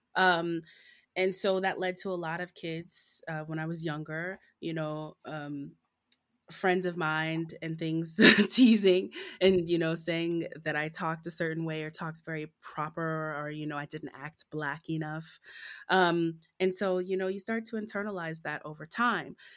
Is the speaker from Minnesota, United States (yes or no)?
no; Southfield, Michigan, United States; I was born and raised in Southfield, Michigan, right outside of Detroit